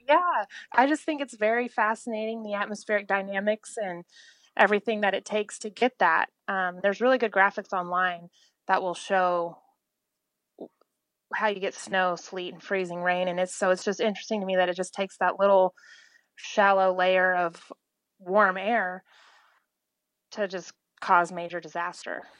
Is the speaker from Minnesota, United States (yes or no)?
no; Oklahoma, United States; from Oklahoma